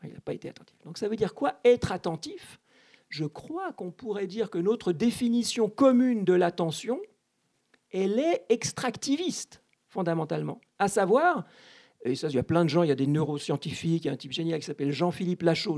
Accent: Switzerland; je suis né en Suisse

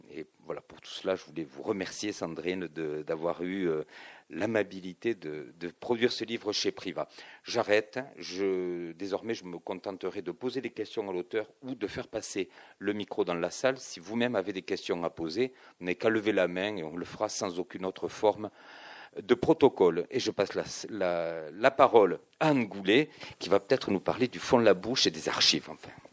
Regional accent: Toulouse, Occitania, France; je suis toulousain

